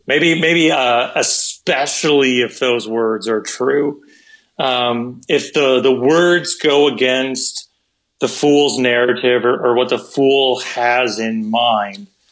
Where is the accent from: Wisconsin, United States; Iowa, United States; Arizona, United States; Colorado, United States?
Wisconsin, United States; moved away as an adult; also born or lived in South Dakota; I'm originally from Wisconsin, so every once in like just a blue moon, you would have snow that would come like ridiculously late into the spring or even into the summertime. So I remember being a little kid